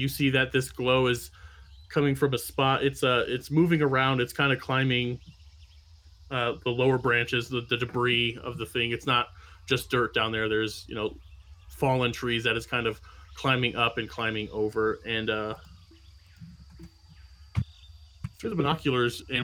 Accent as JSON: {"language": "English", "region": "Midwest", "country": "United States", "tie": "born or raised there", "said": "I grew up in the Midwest."}